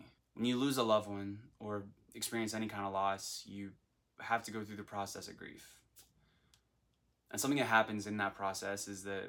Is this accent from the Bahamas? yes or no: yes; Nassau, New Providence, Bahamas; moved away as an adult; now in Florida, United States; I'm from Nassau, New Providence in the Bahamas